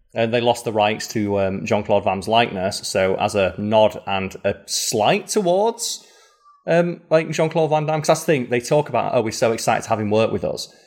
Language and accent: English; United Kingdom; being British